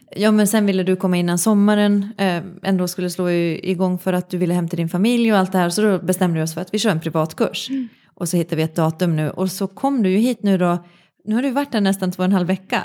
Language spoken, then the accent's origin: Swedish; Finland; moved away; jag växte upp i Finland